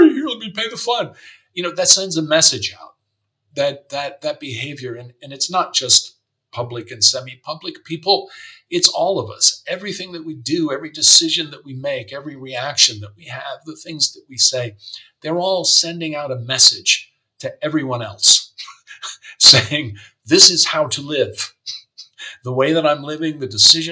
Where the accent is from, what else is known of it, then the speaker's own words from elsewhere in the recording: United States; moved away as an adult; also born or lived in San Francisco / New York; now in Germany; being an American and having grown up in the United States